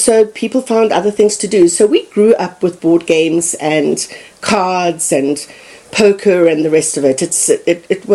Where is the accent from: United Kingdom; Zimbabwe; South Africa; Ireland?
Zimbabwe; moved away as an adult; also born or lived in Botswana; now in Fort Collins, United States; growing up in Zimbabwe